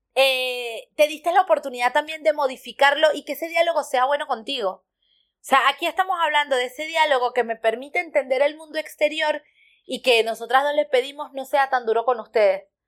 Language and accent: Spanish; Venezuela; moved away; soy venezolano